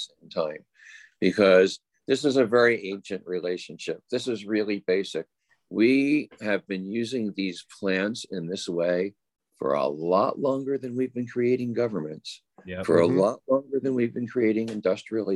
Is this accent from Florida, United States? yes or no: no; Oakland, California, United States; my hometown of Oakland